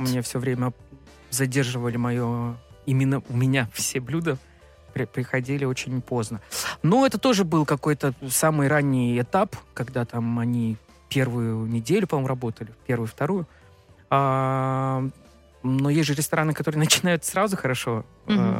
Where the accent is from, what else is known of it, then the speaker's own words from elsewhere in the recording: Yakutia, Sakha Republic, Russia; now in Moscow, Russia; На севере, в Якутии, откуда я родом, совсем другая кухня